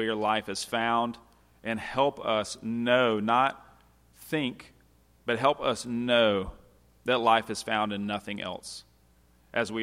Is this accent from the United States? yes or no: yes; United States; As an American